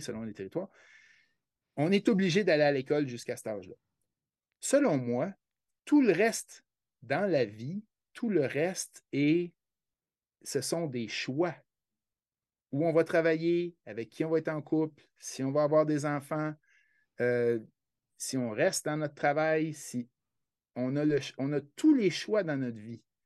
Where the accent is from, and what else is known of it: Quebec, Canada